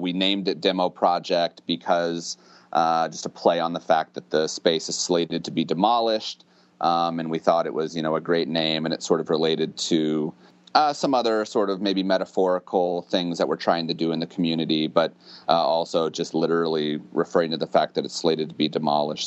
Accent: central Illinois, United States; lived in central Illinois uh, pretty much my whole life

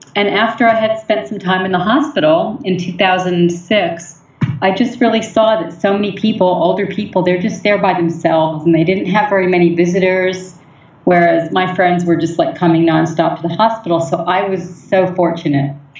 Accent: New York City, New York, United States; moved away as an adult; now in Seattle, United States; I grew up in New York City

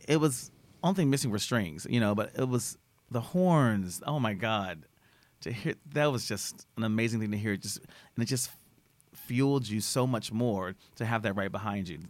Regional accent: Austin, Texas, United States; I'm from Austin

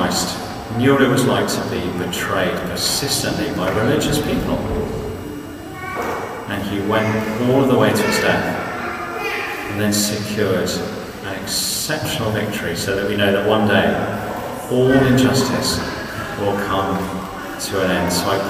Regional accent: South Coast, South East England, United Kingdom; I grew up on the South Coast

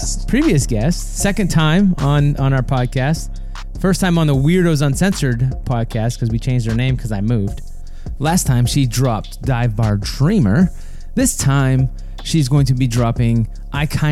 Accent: Maine, United States; now in South Carolina, United States; I'm from Maine

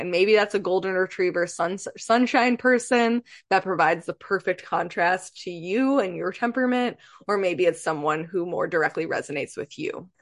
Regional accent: Michigan, United States; moved away as an adult; now in Pacific Northwest, United States; I'm from Michigan.

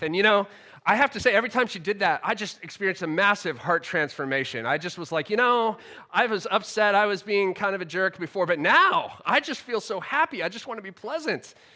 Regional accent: United States; now in United Kingdom; the culture I grew up in in America

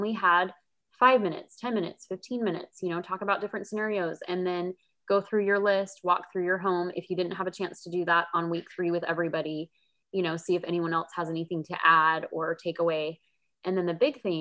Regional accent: California, United States; I grew up in California and I ended up back here as well

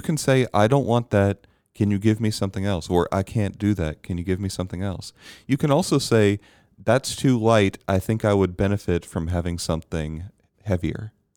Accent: Bermuda; I was very blessed growing up in Bermuda

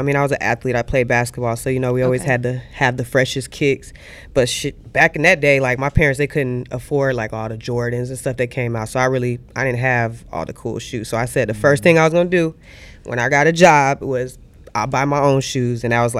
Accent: Atlanta, Georgia, United States; also born or lived in Texas; But I've been raised Texas and Atlanta all my life because my family's military.

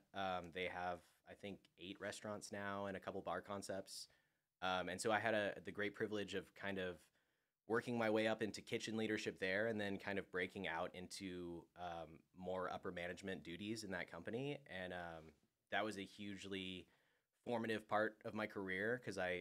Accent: California, United States; also born or lived in Austin, Texas; now in Nashville, United States; I'm come from California

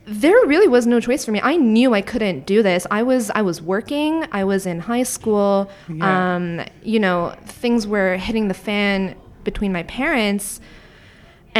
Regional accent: Niagara-on-the-Lake, Ontario, Canada; now in Toronto, Canada; my hometown of Niagara on the lake

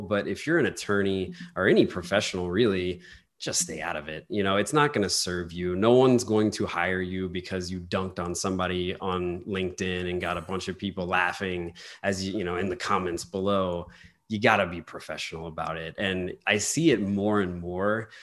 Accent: New Orleans, Louisiana, United States; I'm from New Orleans

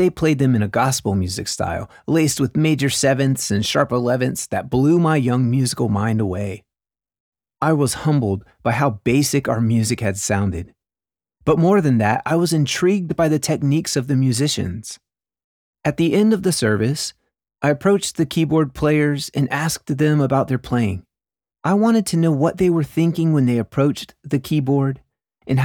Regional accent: the South, United States; At a Southern Baptist church in the South during the 90s

